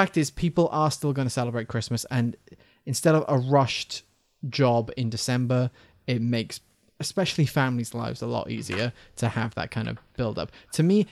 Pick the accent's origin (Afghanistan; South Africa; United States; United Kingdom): United Kingdom; Wales; I'm Welsh.